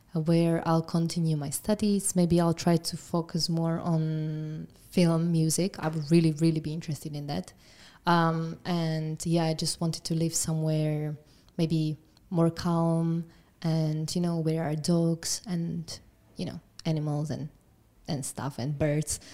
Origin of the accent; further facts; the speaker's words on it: Trenčín, Trenčín Region, Slovakia; I'm from Trenčín